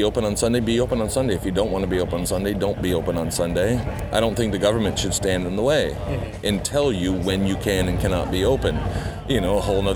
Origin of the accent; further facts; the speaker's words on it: Georgia, United States; also born or lived in Tomahawk, Wisconsin; now in Minnesota, United States; Lived there till I was 6 years old, until my dad took a transfer down to Georgia